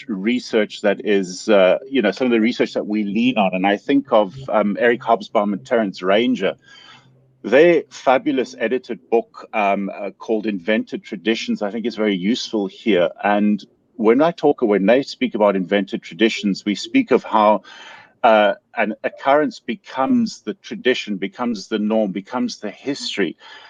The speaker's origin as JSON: {"language": "English", "town": "Pretoria", "region": "Gauteng", "country": "South Africa", "tie": "born or raised there", "moved": "yes", "lives_now": "Los Angeles, United States", "said": "And I am South African, and I grew up in Pretoria. I grew up in Pretoria in the late 1970s. I started primary school in 1978."}